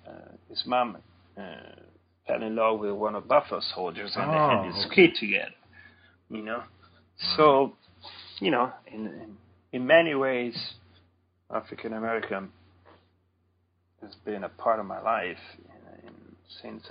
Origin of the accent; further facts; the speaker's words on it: near Sant'Anna di Stazzema, Tuscany, Italy; now in North Carolina, United States; St. Anna is just very little, more of a, here you would say a village, which is actually some 10 miles from my hometown